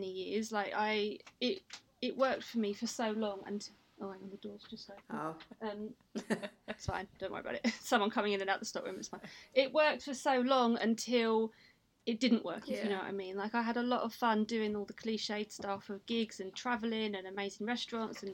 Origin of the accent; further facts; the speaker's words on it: Kent and South East London borders, South East England, United Kingdom; also born or lived in Sidcup; I was born in Sidcup, grew up between Kent and South East London borders.